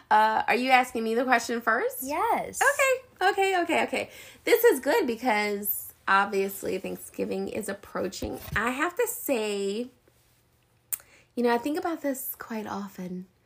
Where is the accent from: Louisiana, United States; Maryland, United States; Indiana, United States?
Louisiana, United States; New Orleans; I mean, I'm from New Orleans.